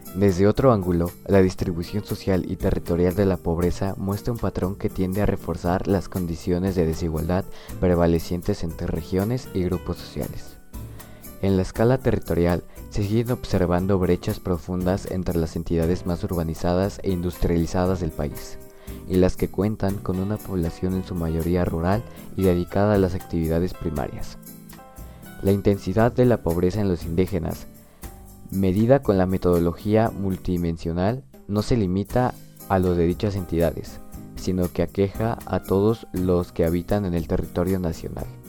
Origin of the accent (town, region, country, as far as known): Mexico